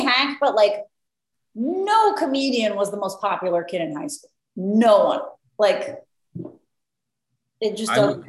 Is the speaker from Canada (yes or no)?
no; Mexico City, Mexico; moved away; I grew up in the Mexico City.